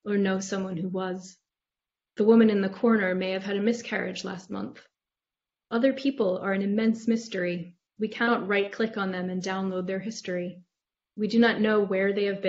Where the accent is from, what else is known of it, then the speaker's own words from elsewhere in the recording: United States; I'm American